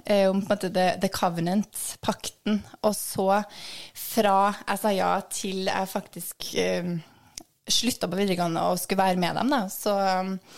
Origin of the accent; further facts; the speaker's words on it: Trondheim, Trøndelag, Norway; jeg vokste opp i Skjetnemarka.